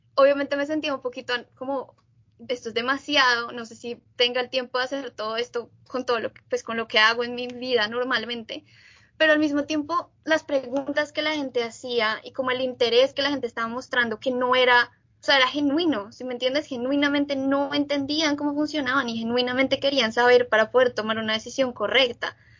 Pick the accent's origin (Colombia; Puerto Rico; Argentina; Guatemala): Colombia; Bogotá; moved away as an adult; now in United States; yo soy colombiana, nací en Bogotá y viví en Bogotá toda mi vida antes de venir a vivir y estudiar en Estados Unidos